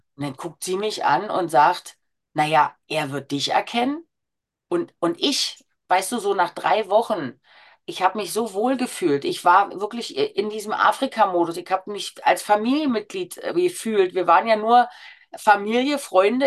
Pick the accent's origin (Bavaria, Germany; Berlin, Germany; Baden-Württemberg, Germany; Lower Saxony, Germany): Berlin, Germany; Als Berlinerin Großschnauze